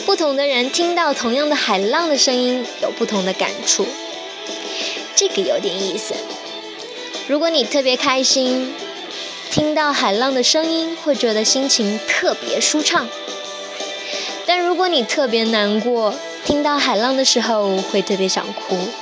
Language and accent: Chinese; Xiamen, Fujian, China; 我来自一个海上花园，厦门